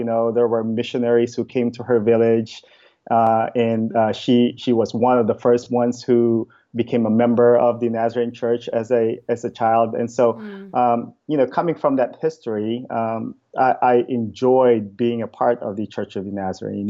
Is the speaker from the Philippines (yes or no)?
yes; Philippines; moved away as an adult; now in Bremerton, United States; I was born and raised in the Philippines